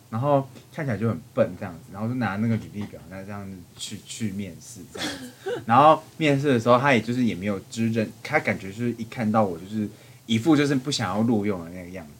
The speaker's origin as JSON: {"language": "Chinese", "region": "southern Taiwan", "country": "Taiwan", "tie": "born or raised there", "said": "我是南部的小朋友"}